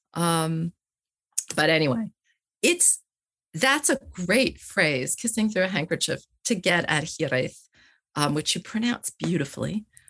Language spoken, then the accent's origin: English; United States; moved away; also born or lived in Wales; I come as an American